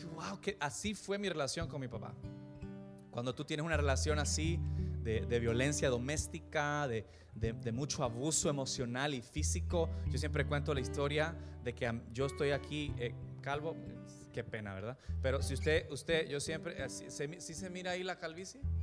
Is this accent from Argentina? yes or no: no; El Salvador; Yo crecí en El Salvador